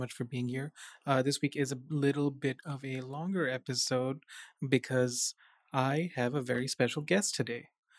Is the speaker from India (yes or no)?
yes; South India, India; because Indians are classified as South Asian and then I'm from South India.